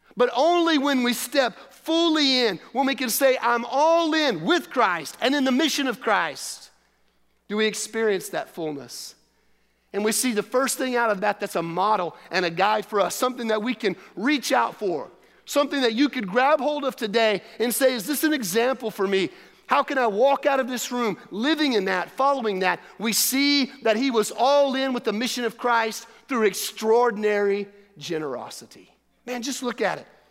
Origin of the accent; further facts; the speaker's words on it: the South, United States; moved away as an adult; also born or lived in Dubai; I'm from the South.